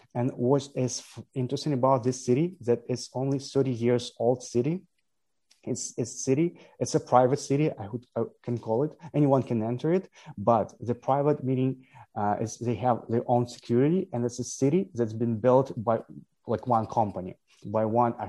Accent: Ukraine; I'm originally from Ukraine

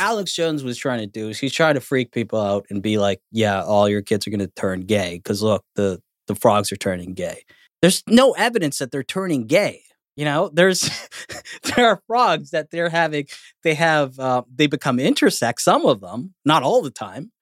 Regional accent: Canada; I'm Canadian

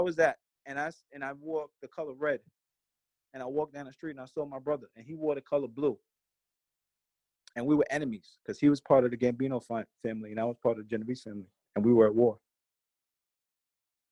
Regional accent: New York City, New York, United States; also born or lived in Brooklyn / Long Island; I was born in Brooklyn, grew up in Queens, and then migrated to different parts of Long Island

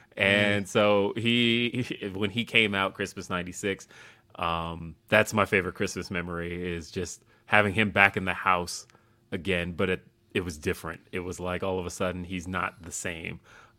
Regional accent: Denver, Colorado, United States; also born or lived in Los Angeles; So I grew up in Los Angeles, and then I moved. I won't say grew up because I moved when I was like 7. So I moved to LA. I moved from LA to Denver when I was 7 years old.

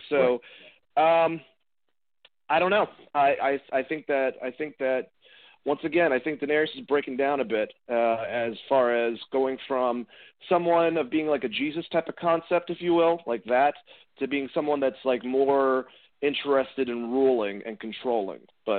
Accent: Boston, Massachusetts, United States; I'm from Boston.

